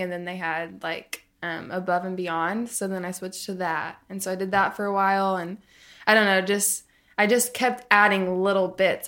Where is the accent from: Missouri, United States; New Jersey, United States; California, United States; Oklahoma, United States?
Oklahoma, United States; Tulsa; also born or lived in Arkansas; I grew up in Arkansas, and then I lived in Tulsa, Oklahoma for a lot of growing up.